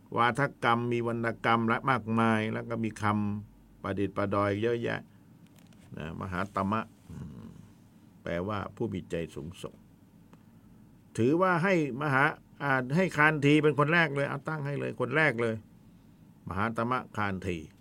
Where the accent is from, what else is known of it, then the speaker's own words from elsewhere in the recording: the South, Southern Thailand, Thailand; บ้านเราคนใต้